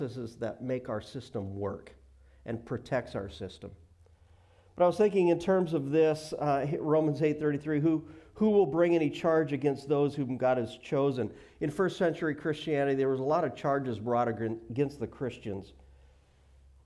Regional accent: Billings, Montana, United States; moved away; I grew up in Billings, Montana.

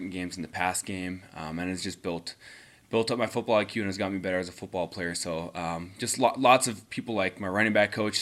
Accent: Winnipeg, Manitoba, Canada; born or raised there

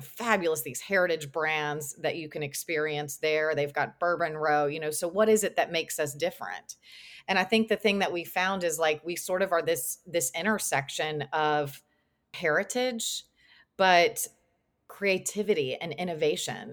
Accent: Lexington, Kentucky, United States; also born or lived in Georgia; I went to Georgia, but I'm from Lexington

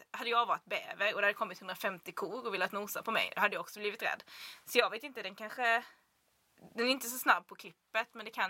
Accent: Blekinge, Sweden; det är ju Blekinge där jag kommer ifrån. Vi är ju ekoxen.

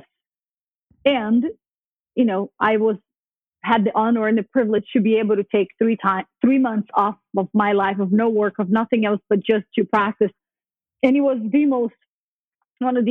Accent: Brazil; moved away; also born or lived in New York; I grew up Catholic in Brazil

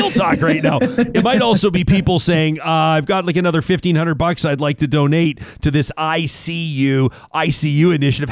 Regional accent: Calgary, Alberta, Canada; my hometown of Calgary, Alberta

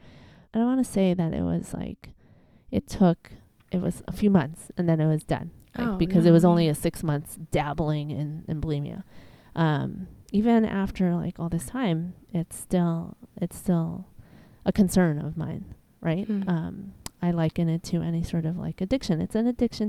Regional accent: Chicago, Illinois, United States; moved away as an adult; also born or lived in New Hampshire; I'm born and raised in Chicago.

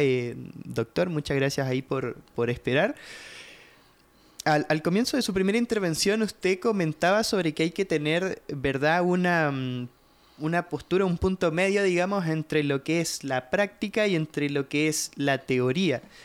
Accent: Chile; now in Guatemala; yo soy chileno

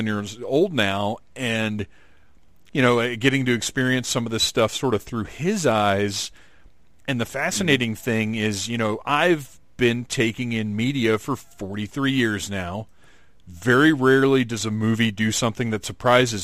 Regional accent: Atlanta, Georgia, United States; So here in Atlanta, Doctor Who aired Saturday nights at 11 or 11:30 on PBS

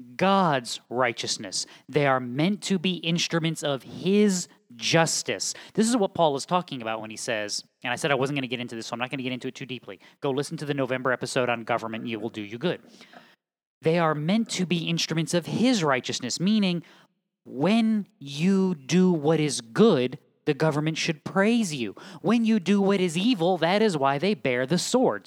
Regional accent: New England, United States; moved away as an adult; also born or lived in Southeastern United States; now in Midwest, United States; I was born and raised in New England

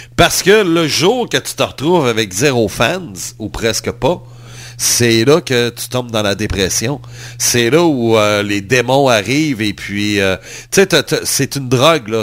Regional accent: Quebec, Canada; en tant que Québécois

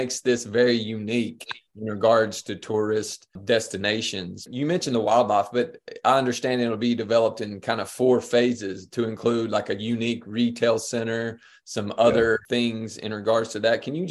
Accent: Eastern Kentucky, United States; growing up in that area, you kind of take for granted the natural abundance, the beauty, the history that is Eastern Kentucky

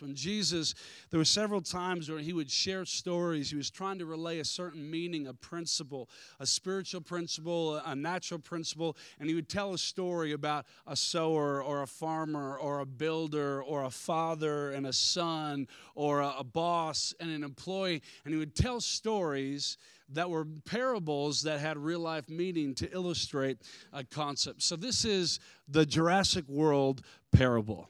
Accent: United States; I'm American

